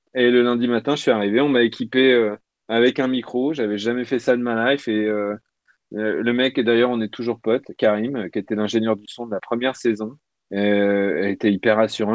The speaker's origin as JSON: {"language": "French", "town": "Tarbes", "region": "Occitania", "country": "France", "tie": "born or raised there", "moved": "yes", "lives_now": "Paris, France", "said": "il habitait dans la rue où je suis né, parce que je suis né à Tarbes"}